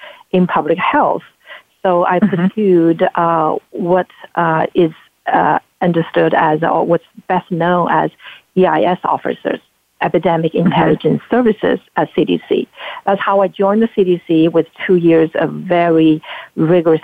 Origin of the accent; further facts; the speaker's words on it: Anhui, China; moved away as an adult; also born or lived in Beijing, China; now in United States; I actually was born and raised in China, in the southeast portion of China called Anhui Province